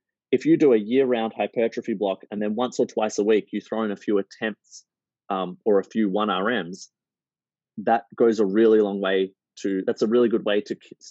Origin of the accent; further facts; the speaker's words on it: Melbourne, Victoria, Australia; I'm from Melbourne. We love our coffee